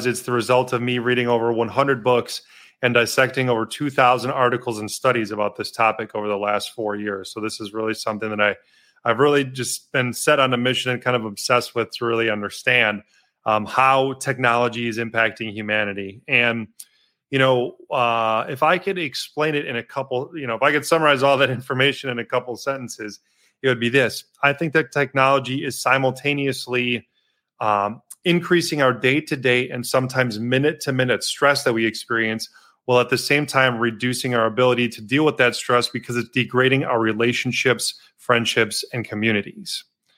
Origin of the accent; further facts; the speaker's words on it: Milwaukee, Wisconsin, United States; also born or lived in Madison, Wisconsin; I'm Wisconsin native, born and raised in Milwaukee